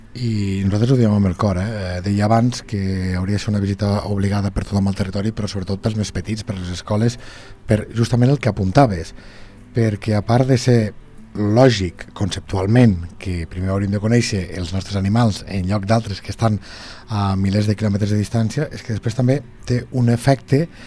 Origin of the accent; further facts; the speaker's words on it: Lleida, Catalonia, Spain; els que som de Lleida Ciutat